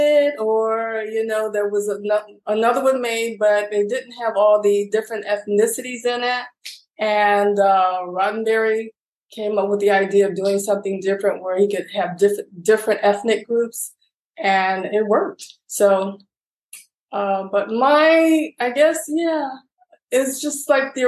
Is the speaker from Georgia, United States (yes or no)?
no; Chicago, Illinois, United States; I'm originally from Chicago, West Side Chicago, inner city, youngest of seven